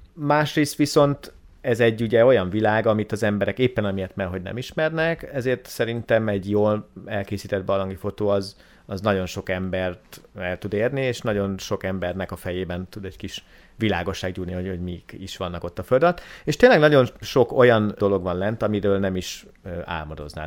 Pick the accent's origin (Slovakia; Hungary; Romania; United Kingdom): Hungary; moved away as an adult; also born or lived in Szeged; Én a Börzsönyben nőttem föl